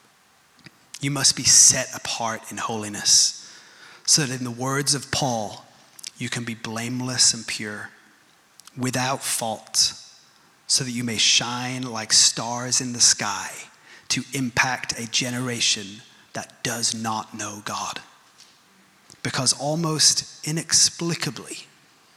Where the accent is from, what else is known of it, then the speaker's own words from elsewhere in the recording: United Kingdom; I'm British